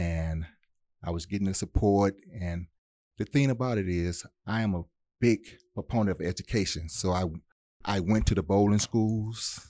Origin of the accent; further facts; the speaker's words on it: Detroit, Michigan, United States; moved away; also born or lived in Mississippi; my upbringing was in Detroit